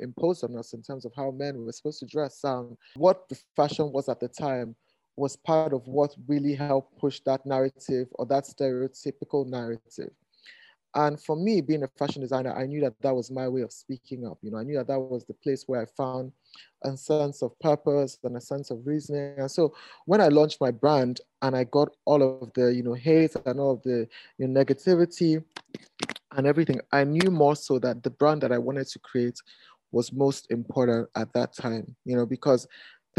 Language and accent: English; Nigeria; I am a Nigerian and African designer.